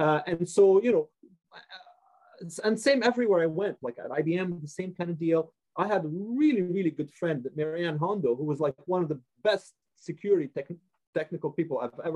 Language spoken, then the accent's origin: English; Montreal, Quebec, Canada; moved away; also born or lived in United States / Vancouver; my parents were immigrants, so we immigrated to Montreal in the 70s